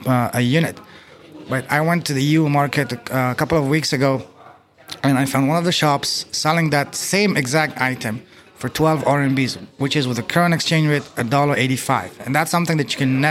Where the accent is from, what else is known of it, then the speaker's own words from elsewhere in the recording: Canada; moved away as an adult; now in China; I'm from Canada, and I've been in China for 2 years.